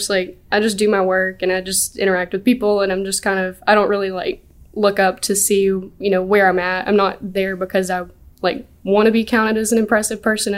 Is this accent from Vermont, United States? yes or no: no; Sylacauga, Alabama, United States; Sylacauga, Alabama.